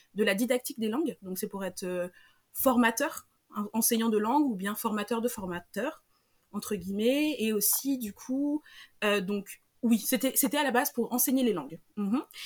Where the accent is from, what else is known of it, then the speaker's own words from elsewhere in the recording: Senegal; moved away as an adult; now in Paris, France; Je suis née, j'ai grandi au Sénégal, donc le Wolof c'est une langue que je parle